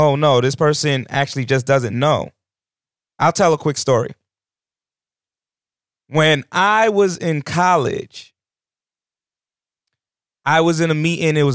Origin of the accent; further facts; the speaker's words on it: New York, United States; moved away; I come from New York